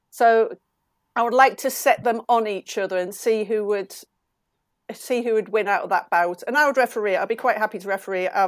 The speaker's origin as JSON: {"language": "English", "town": "Darlington", "region": "North East England", "country": "United Kingdom", "said": "I come from Darlington."}